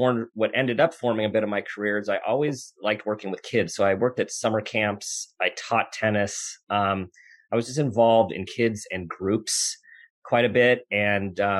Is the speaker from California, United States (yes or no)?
yes; Southern California, United States; moved away as an adult; now in Northern California, United States; Born and raised in Southern California